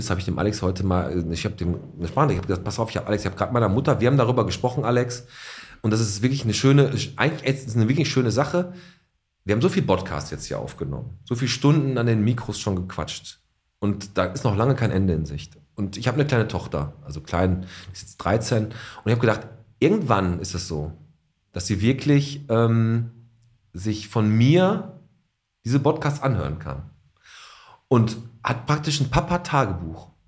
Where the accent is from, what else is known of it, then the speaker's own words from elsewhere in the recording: Poland; Und ich komme ja aus Polen wir auch schon.